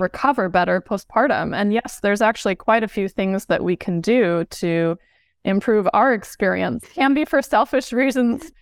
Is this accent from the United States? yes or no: yes; Southern California, United States; moved away as an adult; I grew up in Southern California